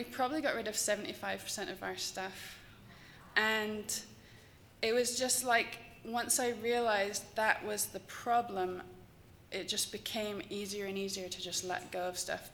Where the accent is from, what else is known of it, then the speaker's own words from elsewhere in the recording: England, United Kingdom; I'm English